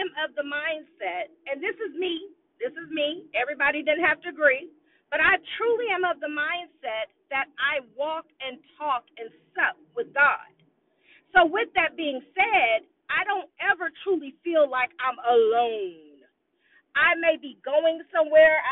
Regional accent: Austin, Texas, United States; I'm an Austinite. I was born and raised in Austin, Texas

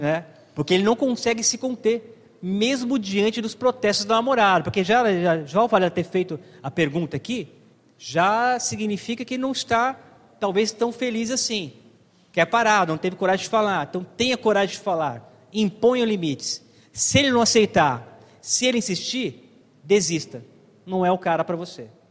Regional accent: Brazil; nascemos no Brasil

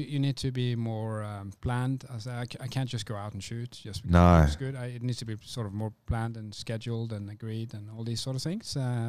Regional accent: Stavanger, Rogaland, Norway; moved away; also born or lived in Oslo, Norway; I'm from Norway, so I grew up on the west coast there in a town called Stavanger, which is like the oil capital of Norway. It's the town where they pull up all the oil from the ocean, so it's a very like rich community, you could say. But I lived in Oslo for 6 years as well, the capital

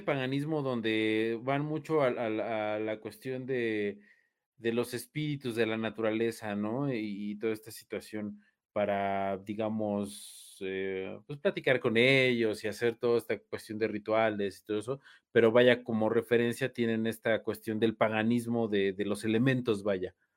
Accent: Mexico; soy mexicano

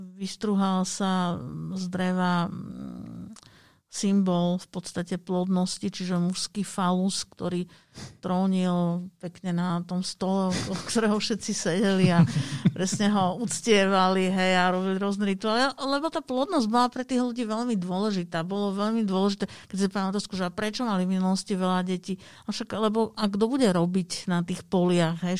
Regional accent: Bratislava, Bratislava Region, Slovakia; ja pochádzam z Bratislavy

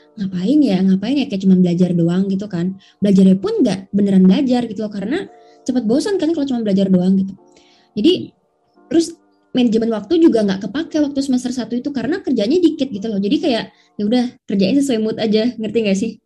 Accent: Bali, Indonesia; moved away as an adult; aku kan dari Bali

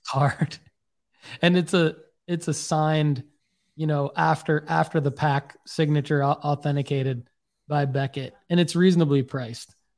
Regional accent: Michigan, United States; now in Tennessee, United States; they know I'm from Michigan

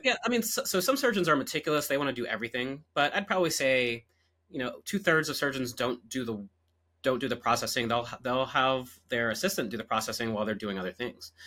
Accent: Virginia Beach, Virginia, United States; moved away as an adult; also born or lived in Nashville, Tennessee; now in Orange County, California, United States; I'm originally from Virginia Beach, Virginia

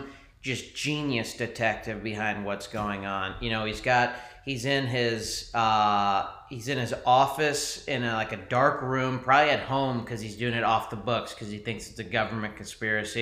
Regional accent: United States; we're American

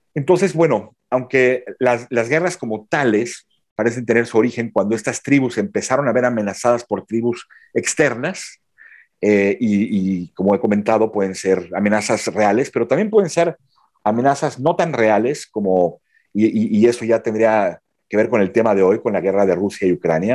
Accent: Mexico; moved away as an adult; also born or lived in Belgium; now in Mons, Belgium; soy mexicano, vivo en Bélgica desde 2009.

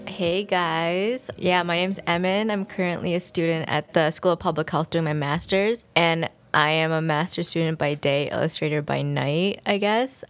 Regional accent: United States; growing up in America

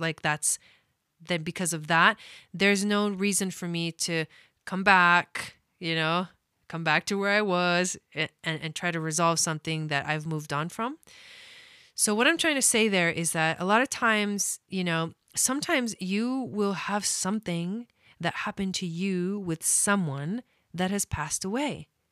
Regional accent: Argentina; I'm from Argentina

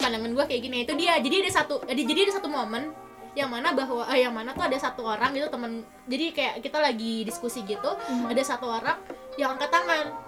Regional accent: Indonesia; moved away as an adult; now in Germany; kalau aku dari Indonesia

